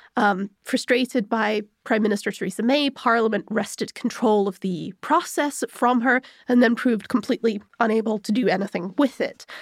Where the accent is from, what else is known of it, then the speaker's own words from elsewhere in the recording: United Kingdom; I'm also British